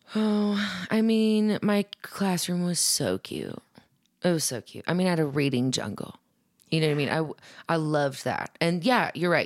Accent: Papillion, Nebraska, United States; also born or lived in Omaha, Nebraska / Lincoln, Nebraska; I'm from Omaha, but, or I'm, I'm from Papillion

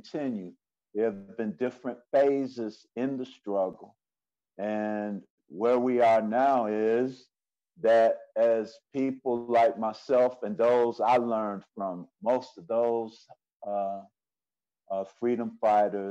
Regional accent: Cleveland, Ohio, United States; moved away as an adult; also born or lived in Virginia; I was born and raised in Cleveland, Ohio, by way of Africa

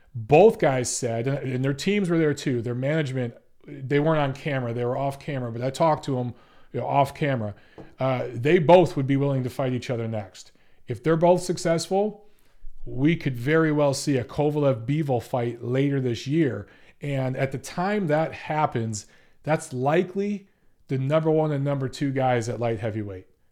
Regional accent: Detroit, Michigan, United States; I'm from Michigan. I'm from Detroit

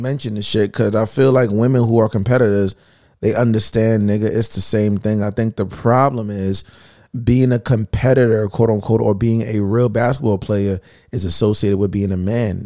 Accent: New York City, New York, United States; I'm from Queens

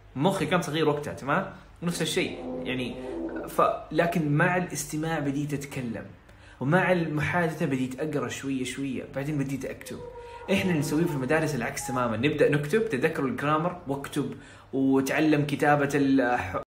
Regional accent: Saudi Arabia; first language Arabic; عندنا في السعوديه

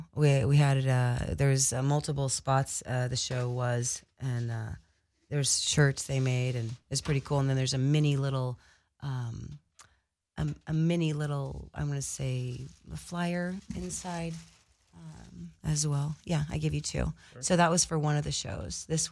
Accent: Midwest, United States; I think there's some cool assets and aspects to being growing up in the Midwest.

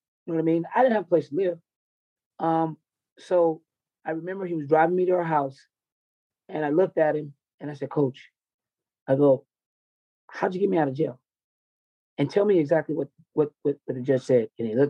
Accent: the South, United States; because I grew up in the South, mm-hmm. and I know it when I see it.

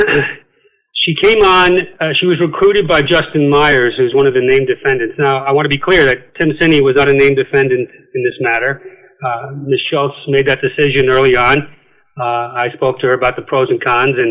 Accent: County Wicklow, Leinster, Ireland; moved away; also born or lived in Manhattan, New York / Queens, New York / Virginia / Suffolk County, New York; I grew up in County Wicklow in Ireland, moved back to the States, graduated high school in Queens

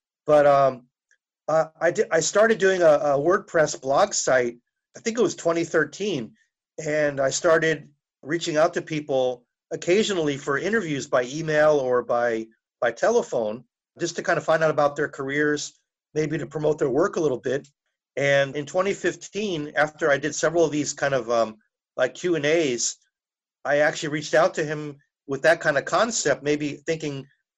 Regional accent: New Jersey, United States; I guess growing up in New Jersey kind of helped, just to be aware of who he was, because I liked reading.

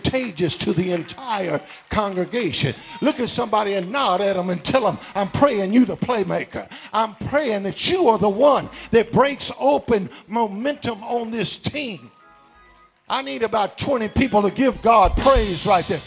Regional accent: Baton Rouge, Louisiana, United States; Right in my hometown

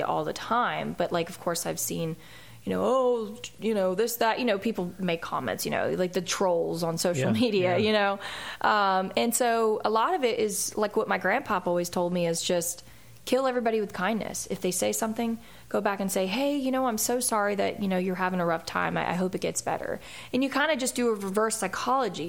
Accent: Philadelphia, Pennsylvania, United States; now in Nashville, United States; that's my hometown

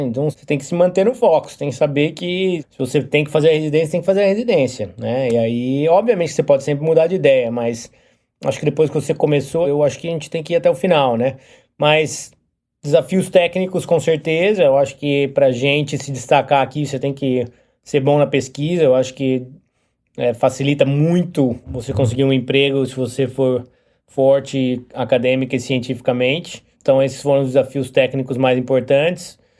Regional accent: Brazil; moved away as an adult; now in United States; quando eu saí do Brasil

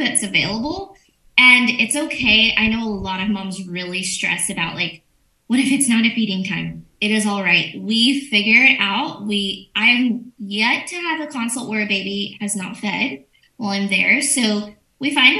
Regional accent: Orange Grove, Texas, United States; now in Nueces County, United States; Orange Grove.

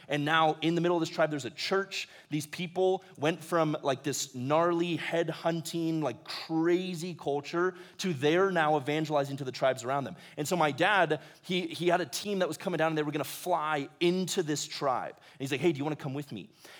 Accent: Ecuador; I grew up in Ecuador. I spent a fair amount of time down there from the time I was 7 to when I graduated high school.

